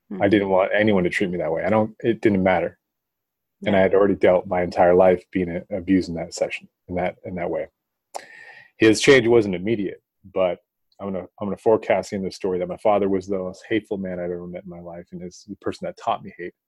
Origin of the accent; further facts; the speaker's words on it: Bay Area, California, United States; the Bay Area where I'm from